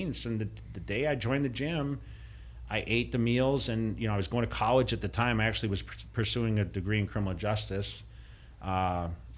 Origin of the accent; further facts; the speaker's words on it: Massachusetts, United States; where I grew up in Massachusetts